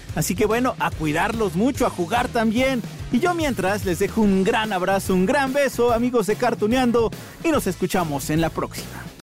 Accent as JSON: {"language": "Spanish", "country": "Mexico", "said": "somos los mexicanos"}